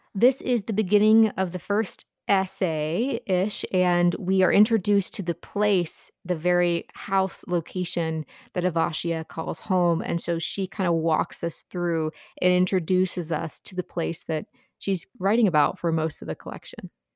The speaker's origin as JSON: {"language": "English", "region": "Appalachia", "country": "United States", "said": "as an Appalachian"}